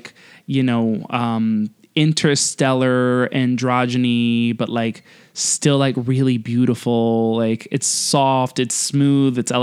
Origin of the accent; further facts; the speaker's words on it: Santiago de los Caballeros, Santiago, Dominican Republic; moved away; I say hometown because I lived there for 15 years, but I'm not technically from there